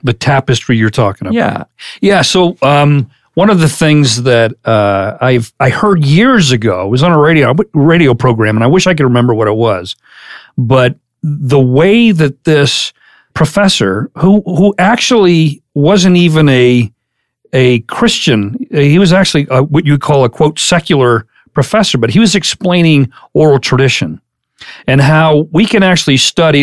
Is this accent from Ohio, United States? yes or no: yes; Madison, Ohio, United States; I'm from Ohio.